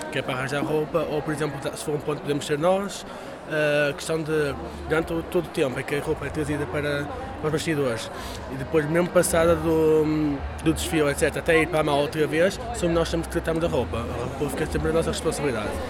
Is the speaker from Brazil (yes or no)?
no; Lisbon, Portugal; Bem, como eu sou de Lisboa, acordo muito cedo, venho a dormir no autocarro